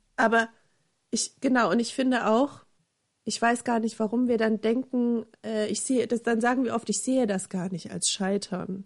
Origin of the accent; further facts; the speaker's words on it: eastern Germany, Germany; ich komme ja nun aus dem Osten